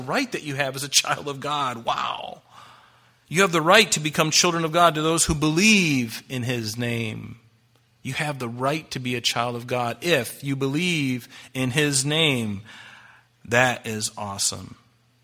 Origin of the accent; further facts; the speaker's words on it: United States; I'm a Christian first and I'm an American second